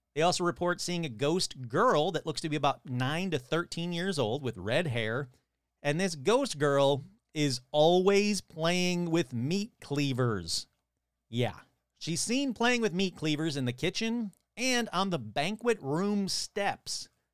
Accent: Michigan, United States; my home state of Michigan

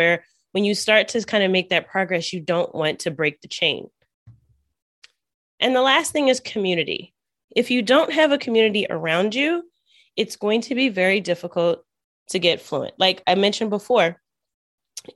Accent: United States; first language English; soy de Estados Unidos. I'm from the U.S.

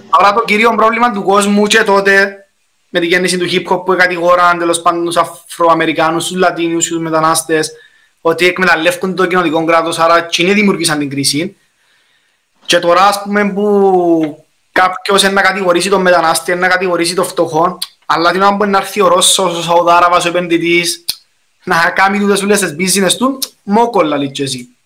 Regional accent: Cyprus; accent: Cypriot; μιλώ κυπριακά

